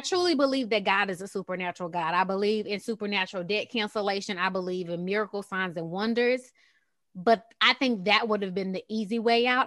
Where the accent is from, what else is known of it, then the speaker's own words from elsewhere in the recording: Texas, United States; also born or lived in Qatar; I'm from Texas, as you guys can probably hear it.